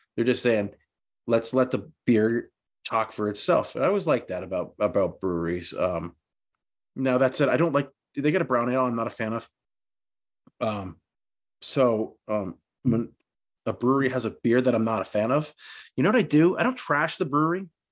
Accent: New England, United States; we're from New England

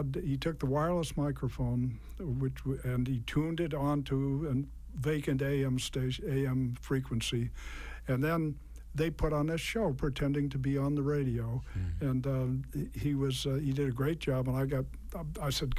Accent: Natick, Massachusetts, United States; I grew up in Natick, and I listened to WKOX.

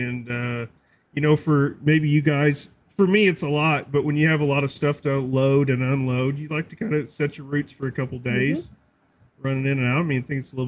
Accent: Evansville, United States; born or raised there

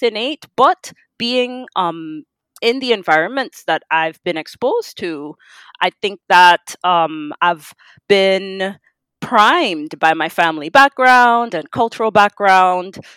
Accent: Trinidad & Tobago; the gift of being Trinidadian

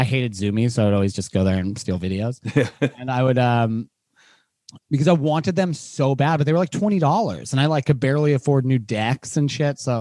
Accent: Seattle, Washington, United States; coming from like little Seattle kids

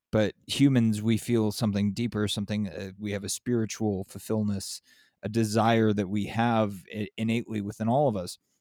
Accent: San Diego, California, United States; also born or lived in Los Angeles; now in Southern Arizona, United States; I grew up in San Diego, but I'm in, I'm in Southern Arizona

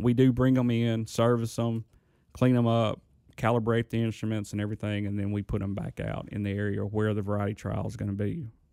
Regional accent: Indianola, Mississippi, United States; I'm from Indianola, Mississippi.

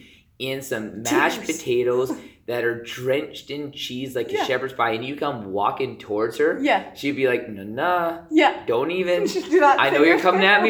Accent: Southern Alberta, Canada; I grew up in Southern Alberta, like, we hunted

